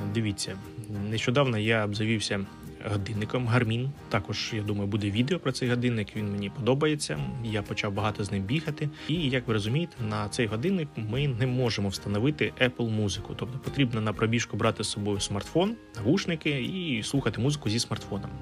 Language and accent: Ukrainian; Ukraine; Ukrainian is a second language